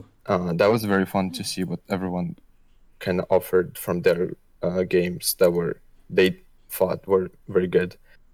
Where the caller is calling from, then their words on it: Brussels, Brussels-Capital Region, Belgium; I'm calling in from Brussels, Belgium.